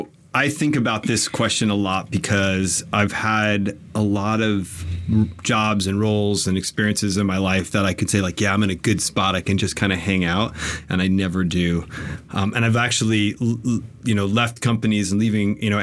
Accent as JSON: {"language": "English", "town": "Fort Lee", "region": "New Jersey", "country": "United States", "tie": "born or raised there", "also_born_or_lived": "Bronx, New York", "moved": "yes", "lives_now": "Austin, United States", "said": "we moved to Fort Lee, New Jersey when I was in first grade. So I like claiming the Bronx, but really I'm from Jersey"}